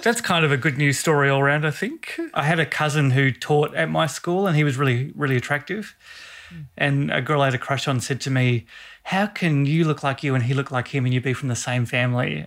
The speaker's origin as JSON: {"language": "English", "country": "Australia", "said": "I said, Australia."}